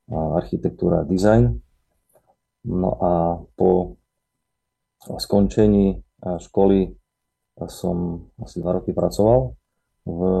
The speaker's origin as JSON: {"language": "Slovak", "town": "Bardejov", "region": "Prešov Region", "country": "Slovakia", "tie": "born or raised there", "also_born_or_lived": "Košice", "said": "pochádzam priamo z Bardiova. Môj otec je zo Stredného Slovenska, mama odtiaľ, z Bardiova. No a viac menej vyrastal som v Bardiove"}